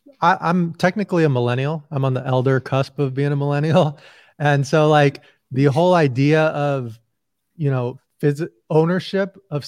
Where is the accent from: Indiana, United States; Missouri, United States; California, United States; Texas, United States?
Indiana, United States; So I'm 40 right now. And so I grew up with like the Bulls in the 90s and I grew up in Indiana.